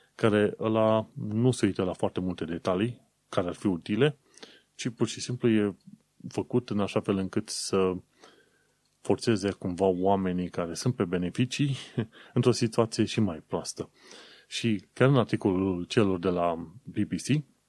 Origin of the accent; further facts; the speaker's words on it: Romania; now in United Kingdom; noi ca români